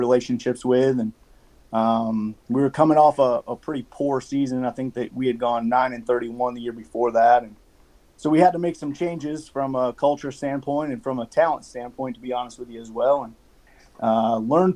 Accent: just west of Albany, New York, United States; moved away; also born or lived in Vermont; I grew up in New York, just west of Albany

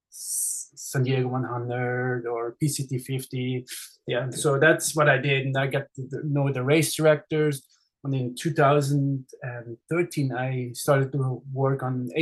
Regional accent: Switzerland; English is a second language; moved away as an adult; now in Southern California, United States; with my accent, I'm actually Swiss. So I was born in Switzerland and I grew up there. And actually, I grew up right at the race course of the Swiss Alps 100.

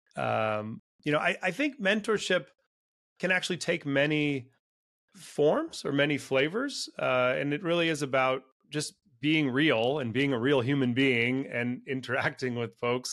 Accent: Silicon Valley, California, United States; also born or lived in Latin America; I was raised in Silicon Valley in California

